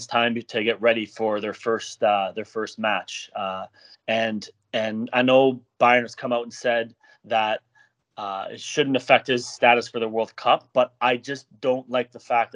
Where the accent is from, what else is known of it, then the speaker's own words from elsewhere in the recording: Canada; I'm from Canada